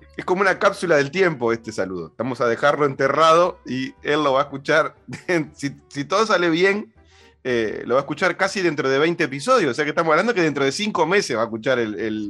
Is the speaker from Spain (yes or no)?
no; Uruguay; los uruguayos hablamos en un español como muy para dentro